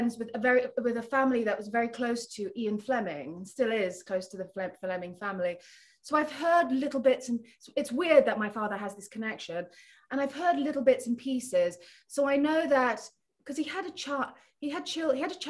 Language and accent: English; Nottingham, East Midlands, United Kingdom; moved away; also born or lived in Philippines / London; I moved to London from Nottingham, because I'm from Nottingham and my mother still lives there